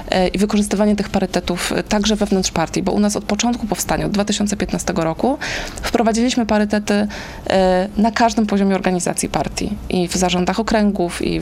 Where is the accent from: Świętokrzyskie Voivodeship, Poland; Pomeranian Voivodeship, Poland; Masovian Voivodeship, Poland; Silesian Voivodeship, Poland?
Masovian Voivodeship, Poland; Warsaw; to właśnie Anka Górska z Kaszub i ja z Warszawy.